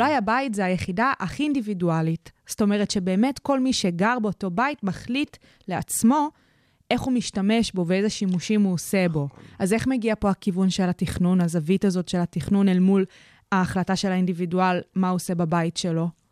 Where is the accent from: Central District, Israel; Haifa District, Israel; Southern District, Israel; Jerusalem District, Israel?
Central District, Israel; Kfar Saba; אצלי בעיר, אני מכפר סבא